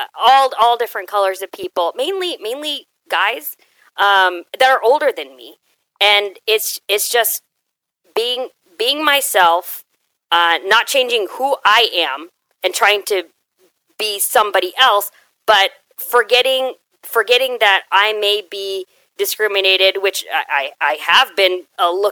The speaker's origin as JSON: {"language": "English", "town": "Houston", "region": "Texas", "country": "United States", "tie": "born or raised there", "said": "growing up in Houston is one of the most diverse areas"}